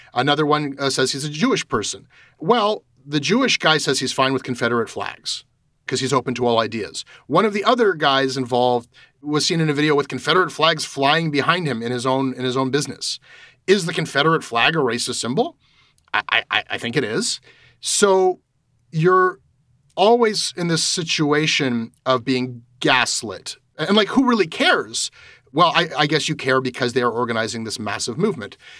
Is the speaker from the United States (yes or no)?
no; Canada; just my sense as a Canadian talking to Canadians